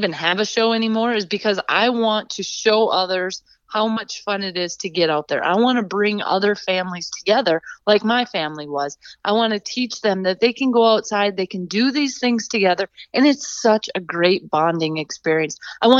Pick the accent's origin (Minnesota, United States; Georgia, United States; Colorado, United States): Minnesota, United States; now in South Dakota, United States; Well, I was originally a Minnesota girl. I grew up in Minnesota. That's where my family is.